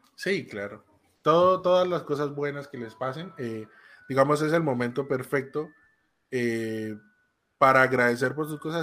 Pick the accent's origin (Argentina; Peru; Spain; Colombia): Colombia